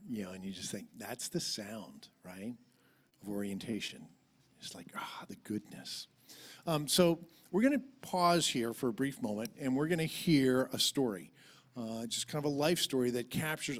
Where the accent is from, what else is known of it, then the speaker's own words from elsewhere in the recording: Richmond, Virginia, United States; That's where I grew up.